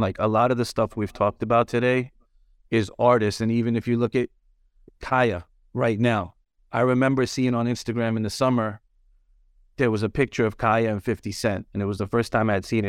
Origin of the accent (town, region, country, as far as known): New York City, New York, United States